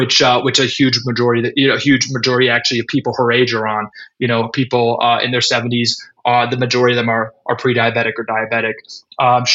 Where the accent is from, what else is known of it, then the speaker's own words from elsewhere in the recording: Washington, District of Columbia, United States; born and raised in Washington, D.C.